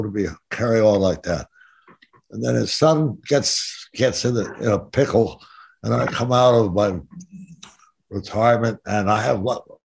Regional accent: Stamford, Connecticut, United States; moved away as an adult; also born or lived in New York / Los Angeles; I was born in Stamford, Connecticut. And my folks always had an apartment in New York. So I was constantly going back and forth.

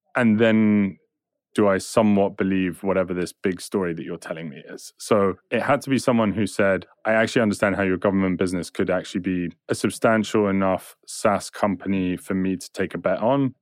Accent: England, United Kingdom; I'm English

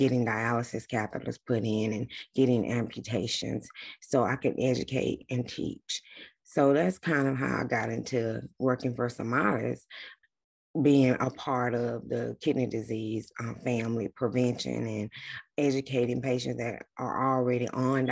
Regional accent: South Georgia, United States; now in Atlanta, United States; I'm from South Georgia. I grew up there my whole entire life

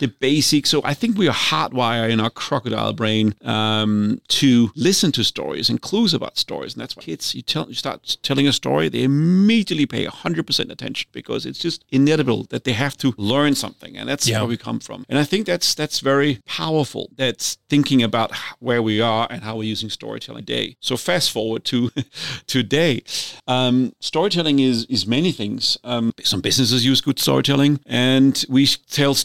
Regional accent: Denmark; accent: thick Danish; moved away; also born or lived in California / Australia / Zimbabwe; my thick Danish accent

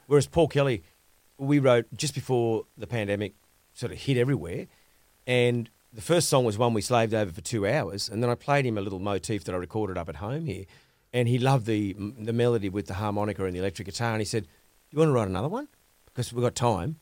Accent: Grafton, New South Wales, Australia; the education we got when growing up in Grafton

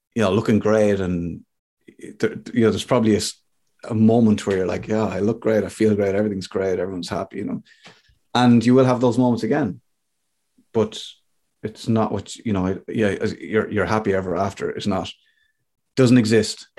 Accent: Ireland; I'm an Irish guy

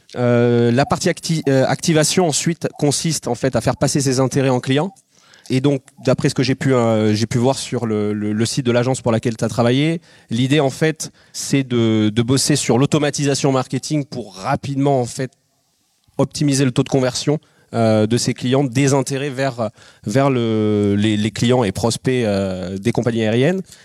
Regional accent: Biarritz, Nouvelle-Aquitaine, France; moi je suis de Biarritz

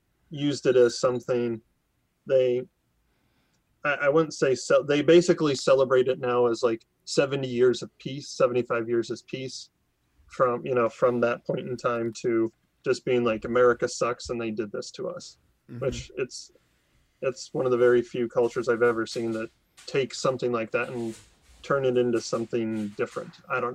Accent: United States; I'm an American

